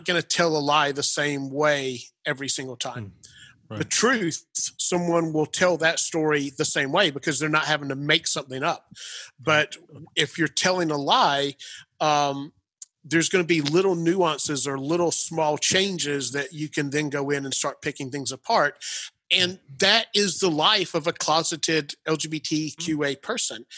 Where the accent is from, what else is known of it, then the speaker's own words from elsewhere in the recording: Clemson, Pendleton, South Carolina area, United States; moved away as an adult; also born or lived in Atlanta, Georgia; when I moved to Atlanta from the Clemson, Pendleton, South Carolina area